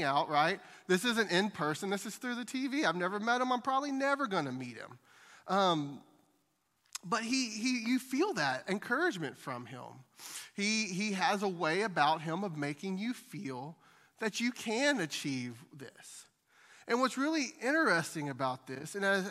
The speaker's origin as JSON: {"language": "English", "town": "Crockett", "country": "United States", "tie": "born or raised there", "moved": "yes", "said": "We're from Crockett. We grew up in Crockett."}